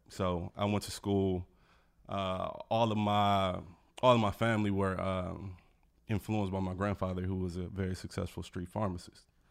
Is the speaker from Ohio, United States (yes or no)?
no; Milwaukee, Wisconsin, United States; moved away as an adult; also born or lived in Los Angeles, California; now in Washington, D.C., United States; I grew up in Milwaukee.